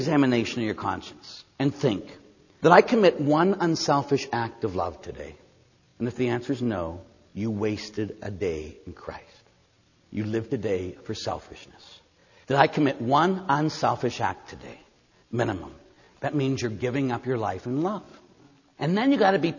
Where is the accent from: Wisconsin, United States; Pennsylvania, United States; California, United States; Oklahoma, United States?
Pennsylvania, United States; Pittsburgh; I'm from Pittsburgh. Can you tell? I say yins a lot